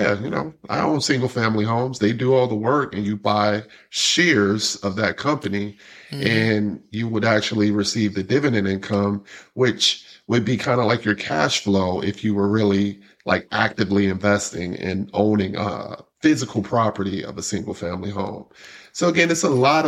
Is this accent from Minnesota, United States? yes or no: no; New York City, New York, United States; now in Atlanta, United States; I'm originally from Brooklyn, New York, but this is my home. I live in the South